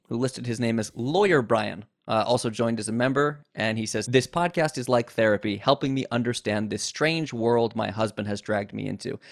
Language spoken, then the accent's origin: English; United States; As an American